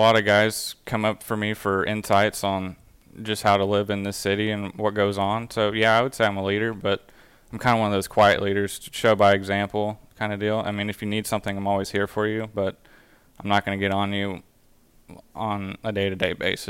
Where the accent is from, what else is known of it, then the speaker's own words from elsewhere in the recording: Pecan Grove, Texas, United States; I grew up on Pecan Grove Plantation Country Club, which is in the Pecan Grove subdivision. And probably my favorite courses in the Houston area would have to be